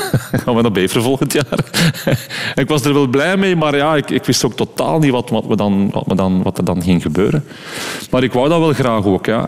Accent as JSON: {"language": "Dutch", "town": "Dendermonde", "region": "Flanders", "country": "Belgium", "tie": "born or raised there", "accent": "West Flemish", "said": "wij zijn er ook opgeruid, dus we hebben ons daar absoluut thuis gevoeld"}